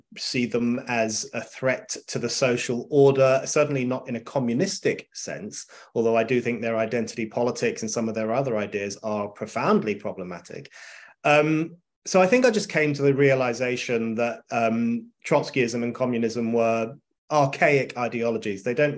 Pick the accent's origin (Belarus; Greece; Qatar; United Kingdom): United Kingdom; London; I grew up in North London, in a tiny part of North London called Burnt Oak, which no one has ever heard of, including people who live in London.